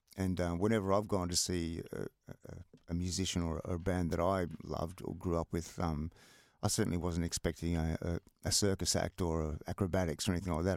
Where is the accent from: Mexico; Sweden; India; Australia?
Australia; Melbourne, Victoria; moved away; also born or lived in Sydney; living in a block of flats in Collingwood